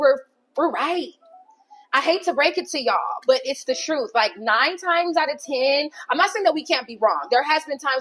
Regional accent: Long Beach, California, United States; also born or lived in Downey, California; originally, I am from Long Beach, California. Mm-hmm. And I stayed there until about my 7th grade year, around that time. And then I moved to Downey

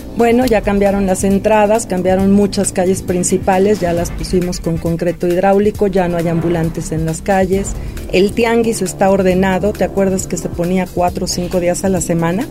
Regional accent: San Martín Texmelucan, Puebla, Mexico; San Martín es mi tierra, es mi casa. Ahí crecimos, ahí nacimos

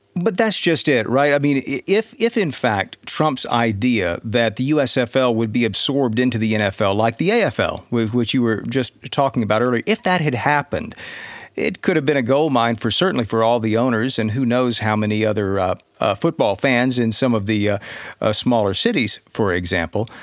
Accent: Georgia, United States; growing up in Georgia at the time

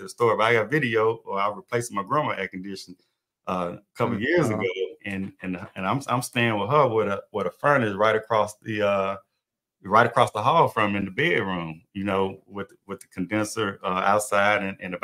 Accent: Mississippi, United States; moved away as an adult; also born or lived in Gulf Coast, Mississippi; now in Texas, United States; I'm from Mississippi, and I was in Vicksburg

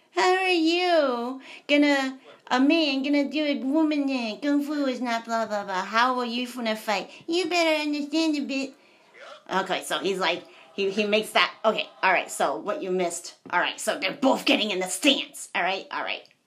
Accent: United States; I'm American.

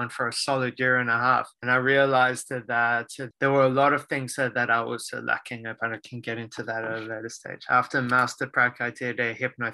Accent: Sydney, New South Wales, Australia; also born or lived in Israel; I was born in Sydney, Australia. I have been here majority of my life.

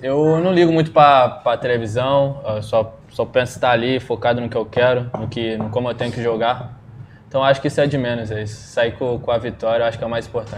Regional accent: Duque de Caxias, Rio de Janeiro, Brazil; sou lá de Jardim Angá, uma, uma terra pequena lá, mas gente boa. Comecei no, no Caxiense primeiro, quatro anos de idade

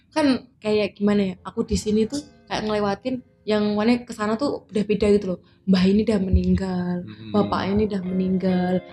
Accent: Jambi, Indonesia; also born or lived in Yogyakarta; hidup di Jambi separuh aku hidup di Jogja

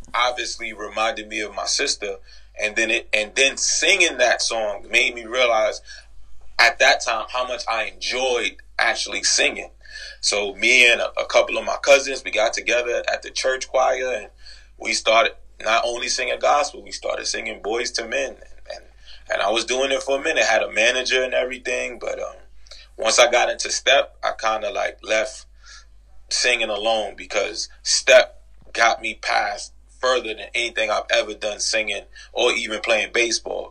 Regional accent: New York City, New York, United States; I'm originally from the Grand Concourse 170

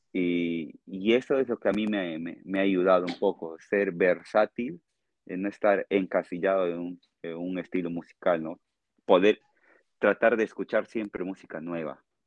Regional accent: Tarapoto, San Martín, Peru; accent: Peruvian jungle (charapa); moved away as an adult; also born or lived in Lima, Peru; now in Spain; yo soy de Tarapoto, le digo, ah, charapa, me dicen, charapa.

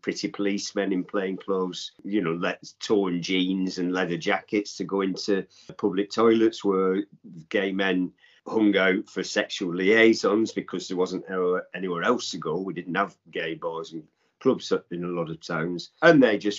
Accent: Accrington, North West England, United Kingdom; moved away; also born or lived in London; There was a pit in my hometown when I was a little boy

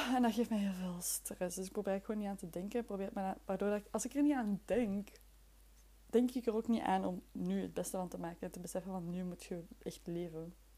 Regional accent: near Leuven, Flemish Brabant, Flanders, Belgium; also born or lived in Brussels; Ik ben van Vlaams-Brabant. Ik ben uit de buurt van Leuven. Allee, in de buurt, uit de buurt van Leuven. Maar ik ben wel geboren in Brussel.

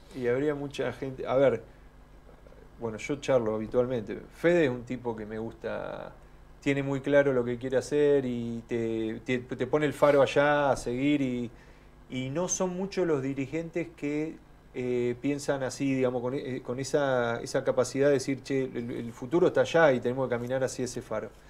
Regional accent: Tornquist, Buenos Aires Province, Argentina; Volví a mi pueblo a aplicar lo que había estudiado

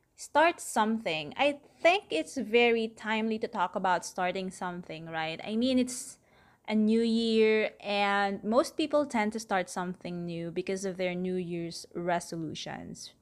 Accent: Manila, Metro Manila, Philippines; I'm from Manila, Philippines.

